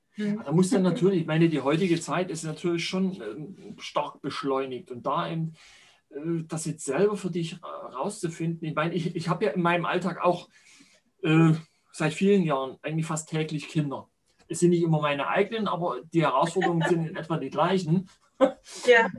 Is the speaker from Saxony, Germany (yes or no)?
yes; central Saxony, Germany; born or raised there